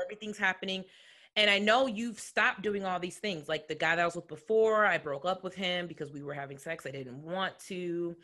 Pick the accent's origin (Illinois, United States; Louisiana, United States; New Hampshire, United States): Illinois, United States; Chicagoland area; I'm from the Chicagoland area, but home was um in the suburbs.